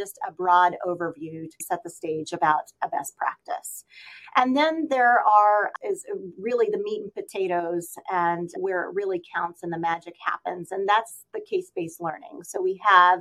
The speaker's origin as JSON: {"language": "English", "region": "Missouri", "country": "United States", "tie": "born or raised there", "said": "in my hometown, we have several professionals that have joined our Echo Autism programs here in Missouri"}